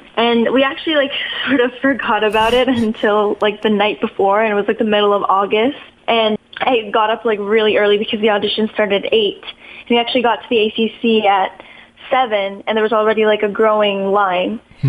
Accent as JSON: {"language": "English", "town": "Toronto", "region": "Ontario", "country": "Canada", "tie": "born or raised there", "said": "Yes, I was born in Toronto."}